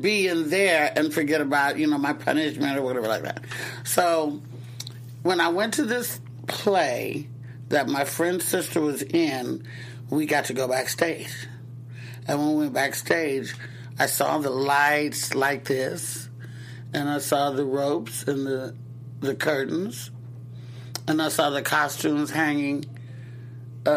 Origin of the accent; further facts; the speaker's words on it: Oakland, California, United States; also born or lived in Castro Valley, California / the South; I was raised in Oakland, California for a while. Then we moved to a suburb of Oakland called Castro Valley